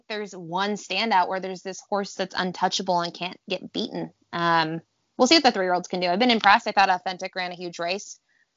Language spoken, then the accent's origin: English; Buffalo, New York, United States; I'm from Buffalo.